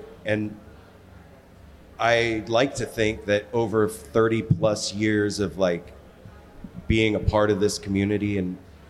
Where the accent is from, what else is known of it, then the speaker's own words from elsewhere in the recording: West Coast, United States; Like I said, we're from the West Coast, so we hadn't seen you guys.